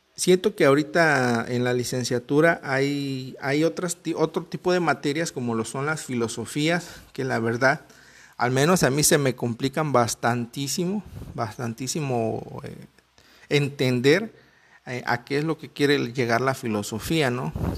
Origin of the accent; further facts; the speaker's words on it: Veracruz, Mexico; yo soy de Veracruz, México